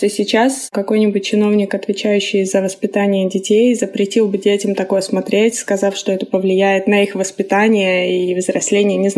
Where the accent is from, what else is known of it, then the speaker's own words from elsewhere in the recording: Rostov Oblast, Russia; Собственно, у меня примерно такая же история. Я росла в Ростовской области.